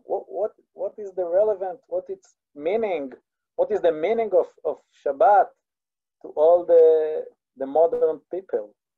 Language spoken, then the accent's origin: English; West Bank, Israel; accent: Israeli; first language Hebrew; English is a second language; I grew up in a small settlement uh, in the West Bank in Israel, in a very hardcore right wing family